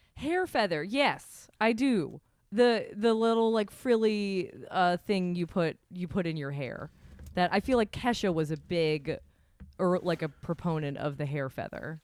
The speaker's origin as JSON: {"language": "English", "region": "Vermont", "country": "United States", "said": "I'm from Vermont"}